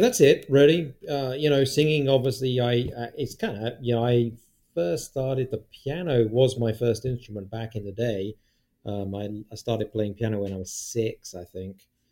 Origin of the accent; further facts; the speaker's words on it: United Kingdom; moved away as an adult; now in United States; British people like gravy, right? We like gravy.